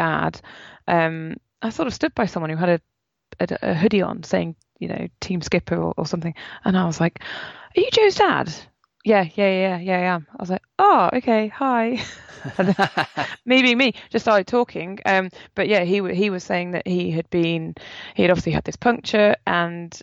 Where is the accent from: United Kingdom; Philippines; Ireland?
United Kingdom; as British people